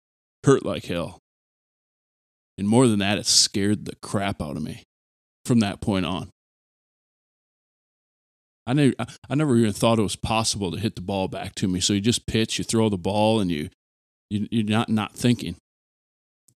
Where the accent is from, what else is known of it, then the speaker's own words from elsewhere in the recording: Aberdeen, United States; growing up where I grew up in Aberdeen, that was T-ball and baseball were like the first team sports a kid is introduced to.